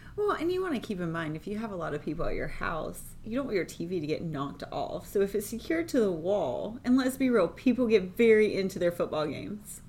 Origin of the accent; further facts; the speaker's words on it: United States; I grew up right outside of Charlotte, right there on the line